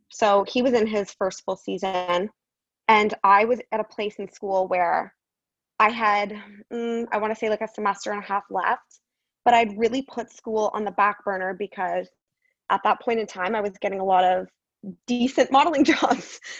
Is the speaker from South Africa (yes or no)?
no; Guelph, Ontario, Canada; moved away as an adult; also born or lived in Toronto area, Canada; now in Arizona, United States; So I'm a Canadian girl. I was born just outside of Toronto, and then I lived in Guelph my whole life. Um, that's actually where I ended up going to university as well.